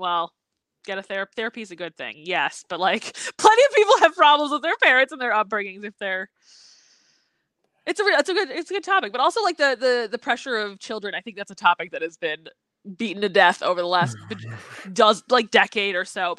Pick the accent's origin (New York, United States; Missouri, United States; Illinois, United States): Illinois, United States; Chicago; moved away as an adult; also born or lived in Bloomington, Indiana; I grew up in Chicago, like North Suburbanite